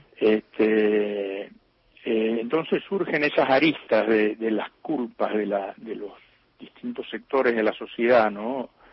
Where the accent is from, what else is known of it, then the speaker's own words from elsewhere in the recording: Alvear, Corrientes, Argentina; acá nació mi padre, aquí nací yo, exactamente en esta casa vieja desde donde les estoy hablando